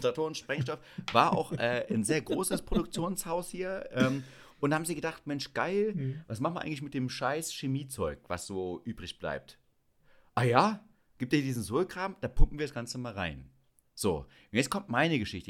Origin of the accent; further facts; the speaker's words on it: Schönebeck, Saxony-Anhalt, Germany; ich komme ja aus Schönebeck an der Elbe